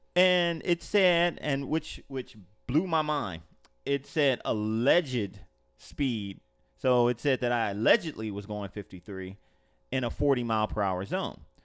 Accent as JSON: {"language": "English", "town": "Los Angeles", "region": "California", "country": "United States", "tie": "born or raised there", "moved": "yes", "lives_now": "Orlando, United States", "said": "I grew up in Los Angeles"}